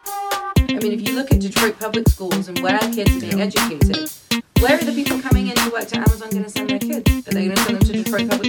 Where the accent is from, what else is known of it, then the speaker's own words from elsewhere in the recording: London, United Kingdom; moved away as an adult; also born or lived in Santa Fe, New Mexico; now in United States; I was born and raised in London, England, in North London